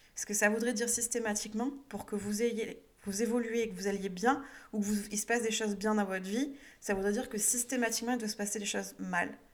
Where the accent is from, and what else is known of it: France